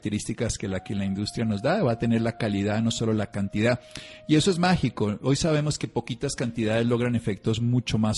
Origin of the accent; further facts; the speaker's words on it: Armero, Tolima, Colombia; born there; teníamos un jardín en la casa de Armero, Tolima, donde yo nací gigantesco